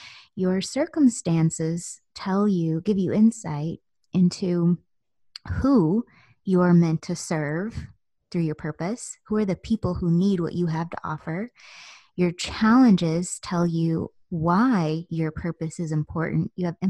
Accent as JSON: {"language": "English", "town": "Virginia Beach", "region": "Virginia", "country": "United States", "tie": "born there", "said": "I was born in Virginia Beach in 1981, and so forth."}